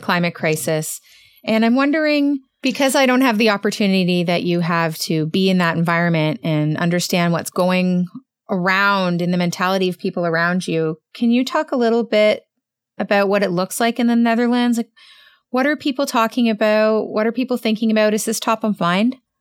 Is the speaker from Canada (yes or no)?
yes; Canada; I'm Canadian